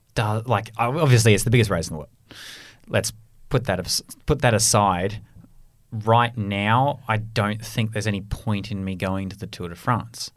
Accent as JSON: {"language": "English", "country": "Australia", "moved": "yes", "said": "my, my home country of Australia"}